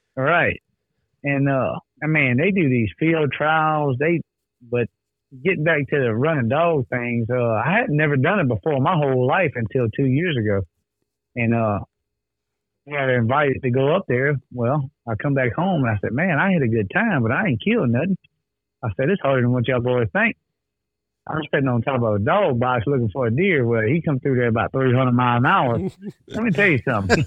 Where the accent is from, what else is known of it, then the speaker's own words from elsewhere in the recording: the South, United States; we're from the South